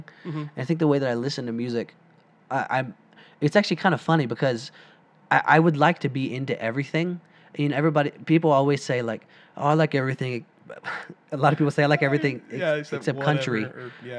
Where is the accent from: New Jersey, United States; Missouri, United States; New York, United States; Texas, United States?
Texas, United States; Silsbee; we got some good musicians from where we're from.